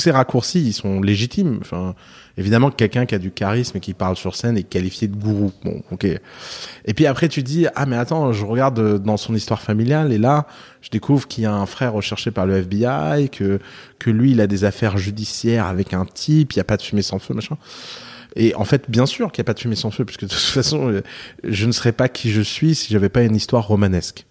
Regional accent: South Lebanon, Lebanon; je viens du sud de Liban

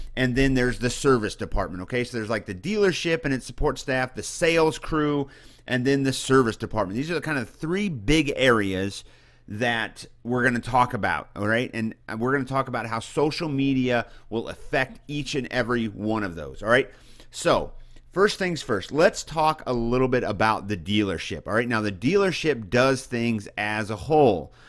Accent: central Missouri, United States; moved away; I come from a small town in central Missouri

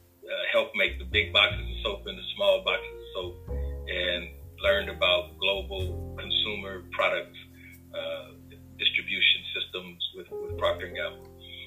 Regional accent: Sacramento, California, United States; also born or lived in Santa Cruz, California; I was born here in Sacramento, McClellan Air Force Base. My mother is Choctaw County, Alabama.

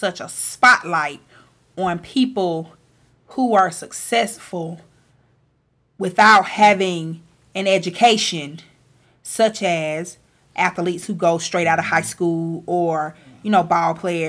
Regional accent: Atlanta, Georgia, United States; I come from Southwest Atlanta, single-parent home

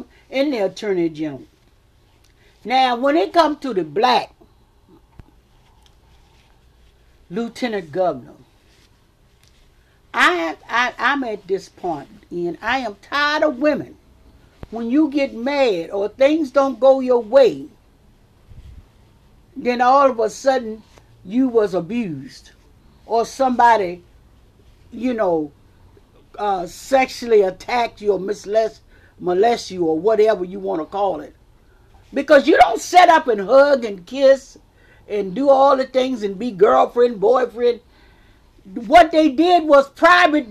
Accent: Richmond, Virginia, United States; I was born and raised in Richmond, Virginia

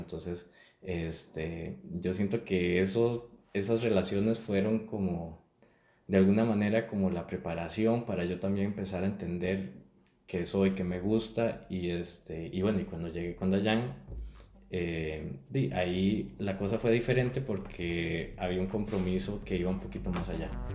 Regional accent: Atenas, Alajuela, Costa Rica; moved away as an adult; now in San José, Costa Rica; tengo 39 años, soy de Atenas

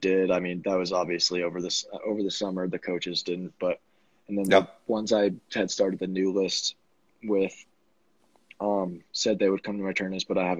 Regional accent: Vail, Colorado, United States; I'm from Vail, Colorado

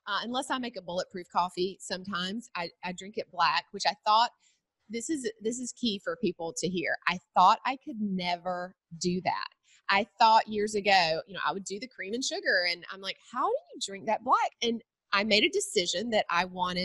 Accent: Cochran, Georgia, United States; also born or lived in Macon, Georgia; So I am a Georgia girl. I was born in Macon. That's the middle Georgia area. And then I grew up in a really small town called Cochran.

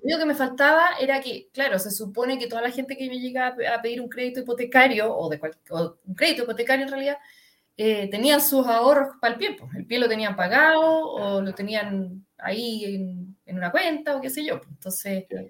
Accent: Santiago, Santiago Metropolitan Region, Chile; soy de, bueno, se nota que soy de Santiago, de Las Condes específicamente.

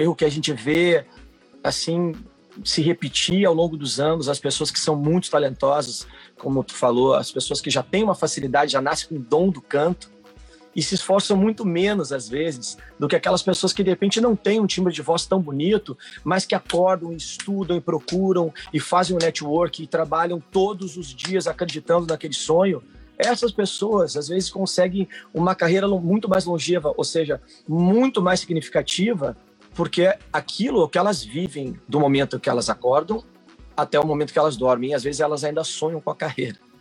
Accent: Porto Alegre, Rio Grande do Sul, Brazil; sou de Porto Alegre

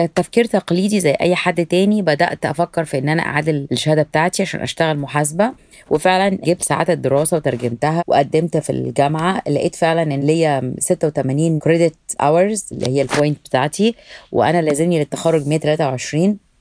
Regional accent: Alexandria, Alexandria Governorate, Egypt; moved away as an adult; now in New York, United States; أنا من اسكندرية خريجة جامعة اسكندرية

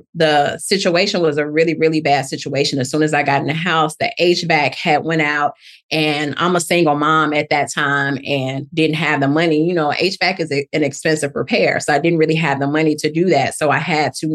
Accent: Chicago, Illinois, United States; now in Atlanta, United States; I'm originally from Chicago, Illinois. Love the Chi. But I've been in Atlanta for about 23 to 25 years

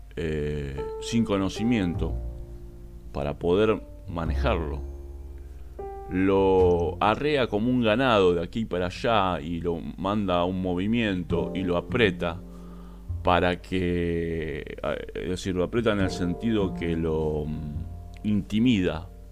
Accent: Argentina; Como ciudadano argentino

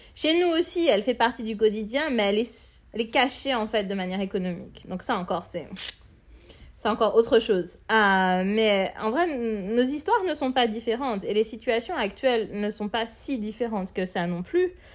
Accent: Martinique; je suis née en Martinique, j'ai grandi en Martinique

